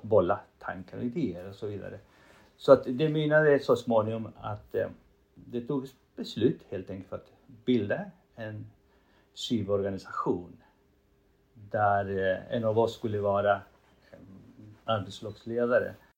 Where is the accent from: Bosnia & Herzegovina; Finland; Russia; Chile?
Chile; first language Spanish; Swedish is a second language; moved away as an adult; now in Sweden; Som du hör, jag bryter. Eh, det är för att jag har spanska som modersmål. Jag är en man från Chile som kom till Sverige när jag var 35 eller 33 år.